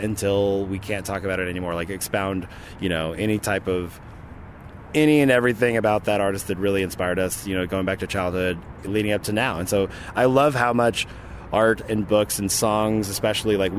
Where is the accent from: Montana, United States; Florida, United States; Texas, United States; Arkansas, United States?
Arkansas, United States; moved away; I grew up in Arkansas, so I used to come to Dallas